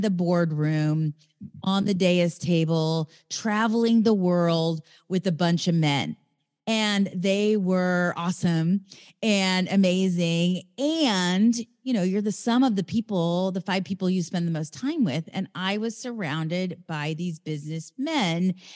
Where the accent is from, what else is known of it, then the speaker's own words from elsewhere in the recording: Raytown, Missouri, United States; now in Venice, California, United States; I live in L A, in Venice, California, and I come from the Midwest, Raytown, Missouri